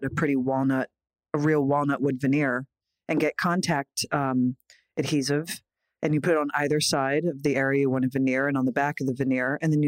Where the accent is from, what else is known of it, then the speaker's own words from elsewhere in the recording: Philadelphia, Pennsylvania, United States; moved away; also born or lived in New York; Philly, we have the cheesesteaks